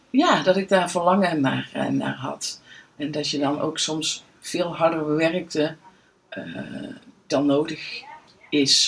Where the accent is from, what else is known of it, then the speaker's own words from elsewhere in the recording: Veldhoven, North Brabant, Netherlands; woon in Veldhoven eigenlijk al heel mijn leven.